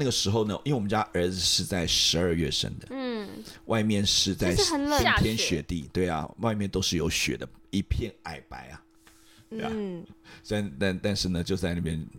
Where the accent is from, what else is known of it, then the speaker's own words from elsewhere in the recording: Taipei, Taiwan; 因为我从小在台北出生长大嘛，